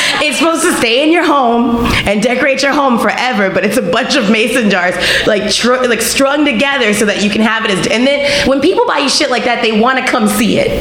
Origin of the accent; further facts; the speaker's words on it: Louisiana, United States; I'm from Louisiana and I'm like Creole through and through